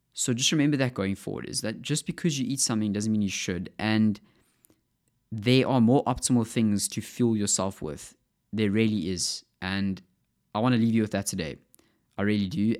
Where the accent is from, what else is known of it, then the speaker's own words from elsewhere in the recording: South Africa; accent: South African; my South African accent